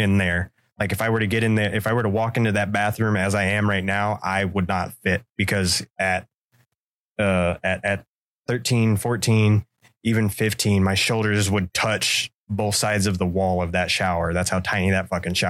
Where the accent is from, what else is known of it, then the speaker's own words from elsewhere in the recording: Central Florida, United States; I grew up in Central Florida